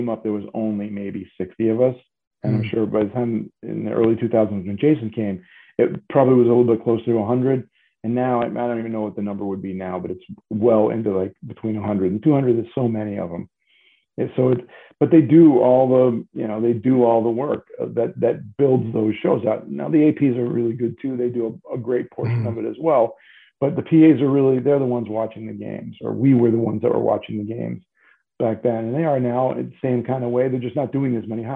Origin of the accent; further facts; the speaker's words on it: New England, United States; I'm from New England.